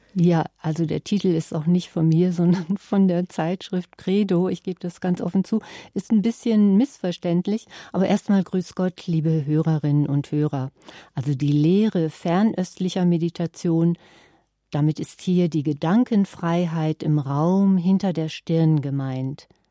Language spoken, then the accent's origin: German; Nordhorn, Lower Saxony, Germany; wie man das in meinem Geburtsort Nordhorn sagte, siniert